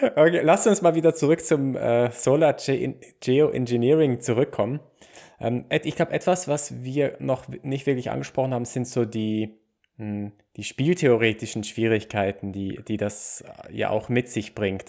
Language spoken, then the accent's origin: German; Basel, Basel-Stadt, Switzerland; ich komme aus Basel